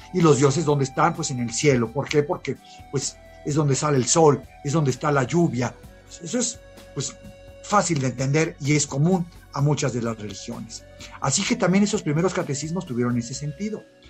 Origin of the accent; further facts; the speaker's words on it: Mexico; nosotros somos los mexicanos